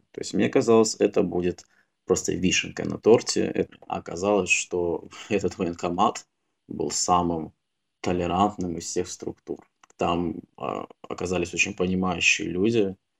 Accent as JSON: {"language": "Russian", "country": "Russia", "said": "все мы воспитывались в России"}